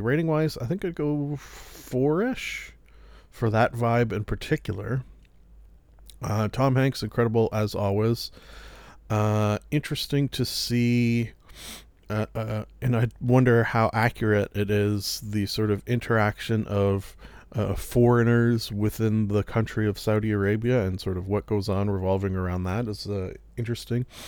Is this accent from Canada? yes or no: yes; Canada; being Canadian